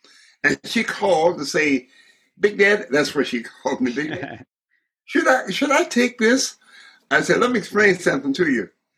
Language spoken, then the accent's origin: English; rural Georgia, United States; moved away; also born or lived in Michigan; I was born in rural Georgia. Rural, R-U-R-A-L, rural Georgia.